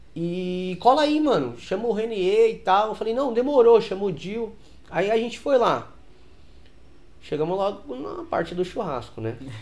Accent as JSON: {"language": "Portuguese", "region": "São Paulo", "country": "Brazil", "said": "lá na minha quebrada, lá na Aricanduva"}